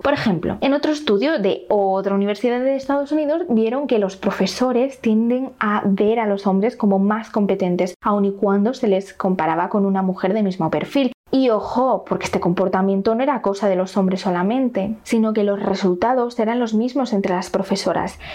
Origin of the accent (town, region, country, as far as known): Spain